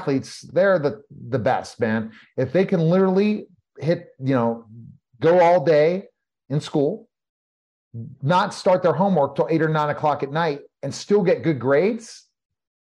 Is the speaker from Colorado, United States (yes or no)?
yes; Denver, Colorado, United States; also born or lived in Pittsburgh, Pennsylvania, United States; now in Texas, United States; I grew up in Pittsburgh for a few years. And then my father relocated us to Denver, Colorado.